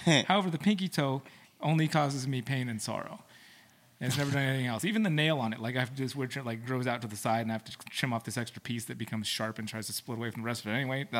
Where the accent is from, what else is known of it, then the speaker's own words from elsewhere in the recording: Philippines; which I can do pretty well because I'm Filipino.